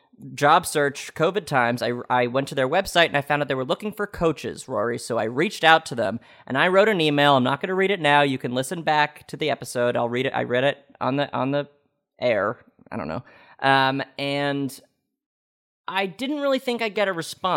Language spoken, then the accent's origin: English; New York, United States; I'm obviously from New York, I'm not from Dallas